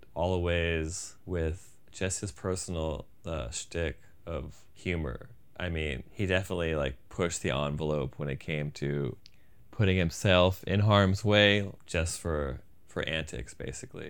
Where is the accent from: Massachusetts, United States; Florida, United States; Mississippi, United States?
Florida, United States; outside of the Fort Lauderdale area; I'm also from Florida, outside of the Fort Lauderdale area